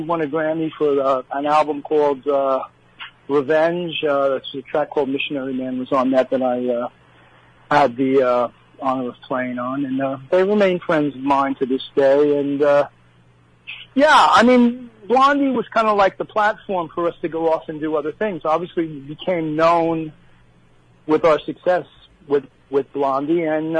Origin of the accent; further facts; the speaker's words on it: New Jersey, United States; being from Jersey